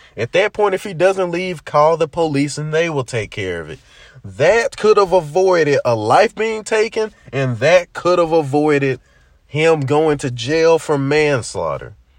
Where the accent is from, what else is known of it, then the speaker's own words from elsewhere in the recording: Memphis, Tennessee, United States; as a black man growing up in Memphis